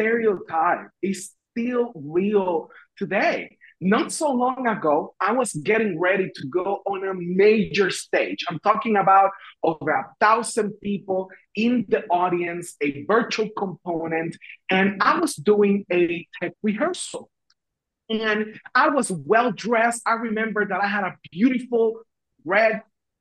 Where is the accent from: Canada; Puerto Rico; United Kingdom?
Puerto Rico; English is a second language; moved away as an adult; also born or lived in Washington, D.C.; when I moved from Puerto Rico, where I am originally from, to Washington, D.C., it was a culture shock because I learned I had an accent